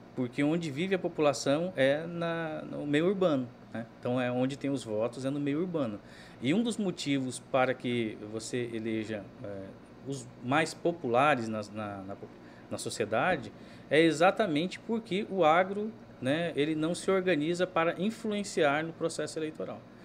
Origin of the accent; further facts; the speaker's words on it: Cuiabá, Mato Grosso, Brazil; eu sou cuiabano